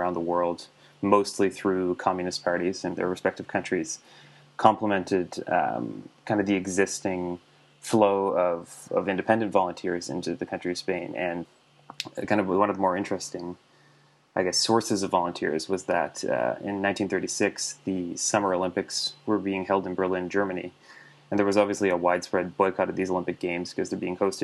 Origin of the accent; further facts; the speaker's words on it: New Brunswick, Canada; now in Toronto, Canada; I'm from New Brunswick, but right now I'm living in Toronto